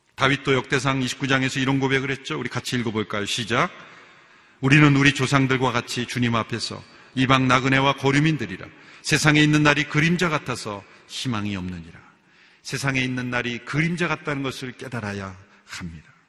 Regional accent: South Korea; 우리나라 사람들도

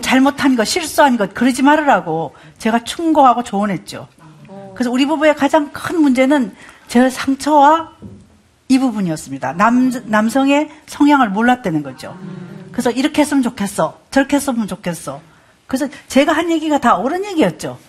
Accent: Gyeongsang, South Korea; 전 경상도 사람입니다

